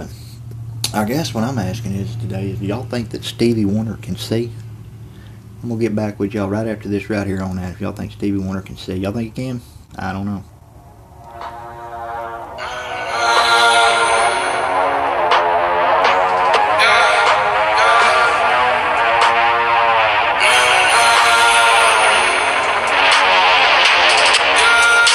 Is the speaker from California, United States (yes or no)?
no; Texas, United States; I'm from Texas